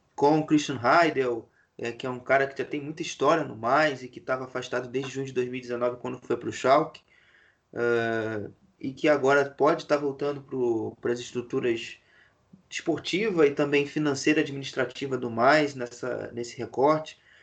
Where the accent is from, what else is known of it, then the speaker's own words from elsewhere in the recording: Brazil; nós brasileiros